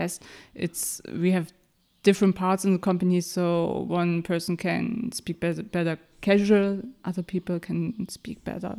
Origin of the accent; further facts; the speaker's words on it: Mecklenburg-Vorpommern, Germany; English is a second language; I grew up in Mecklenburg-Vorpommern.